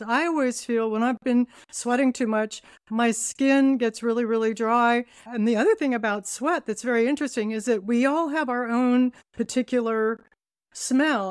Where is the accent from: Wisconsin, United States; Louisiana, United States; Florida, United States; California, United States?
California, United States; Laguna Beach; also born or lived in Toronto; I grew up in Laguna Beach in California